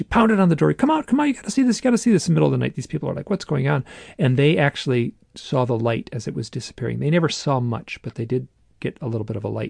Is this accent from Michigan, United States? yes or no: yes; Michigan, United States; I'm from Michigan